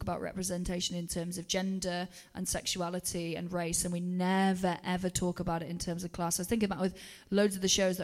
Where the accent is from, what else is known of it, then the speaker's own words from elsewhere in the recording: Wales, United Kingdom; first language English; moved away; when I was at home, I always felt like, again, I had a complicated relationship with, am I Welsh, am I English? Because we were an English-speaking household in a Welsh-speaking area with a Welsh father